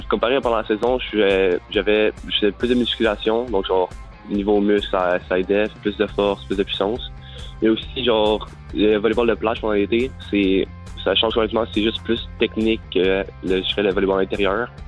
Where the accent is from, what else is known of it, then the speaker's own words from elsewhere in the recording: Quebec, Canada; also born or lived in British Columbia; parce que je viens du Québec normalement. je voulais revenir au Québec pour pouvoir jouer collégial.